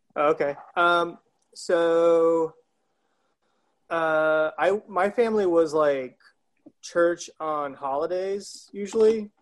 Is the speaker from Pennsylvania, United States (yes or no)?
no; South Carolina, United States; moved away; born and raised in South Carolina